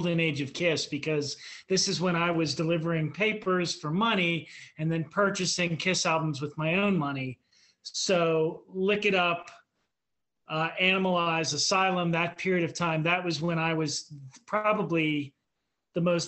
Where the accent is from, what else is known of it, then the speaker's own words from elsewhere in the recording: Pittsburgh, Pennsylvania, United States; we like metal, we're from Pittsburgh